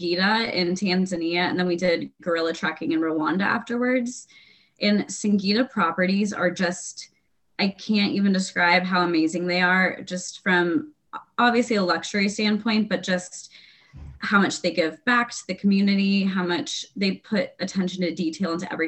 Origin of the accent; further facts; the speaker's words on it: San Diego, California, United States; also born or lived in Austin, Texas; now in New York City, United States; I'm from San Diego originally. And then I was living in Austin, Texas for about 5 years